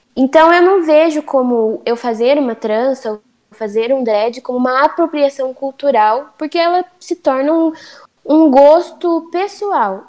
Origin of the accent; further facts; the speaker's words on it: Brazil; por eu ter nascido no Brasil, eu tenho culturas é, brasileiras. Por exemplo, aqui em casa a gente é brasileira